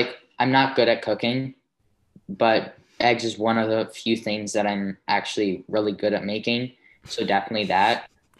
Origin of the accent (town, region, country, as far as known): New York City, New York, United States